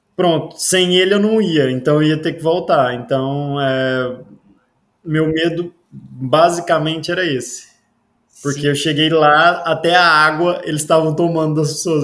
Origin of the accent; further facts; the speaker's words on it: Iporá, Goiás, Brazil; moved away as an adult; now in Portugal; Eu vim do Goiás, de uma cidade que se chama Iporá, uma cidadezinha pequena do Goiás, lá do interiorzinho.